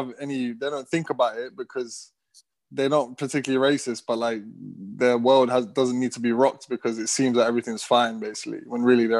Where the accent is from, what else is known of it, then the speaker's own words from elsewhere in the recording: London, United Kingdom; born and raised in London.